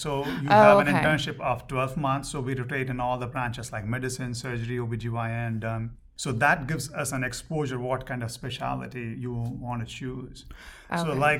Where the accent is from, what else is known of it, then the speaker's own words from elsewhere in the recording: Kolkata, West Bengal, India; moved away as an adult; also born or lived in Ranchi, India / New York, United States; now in Little Rock, United States; So when I grew up in Calcutta, the native language was Bengali. So I know Bengali also. So, and after fifth grade, I moved to a different town called Ranchi.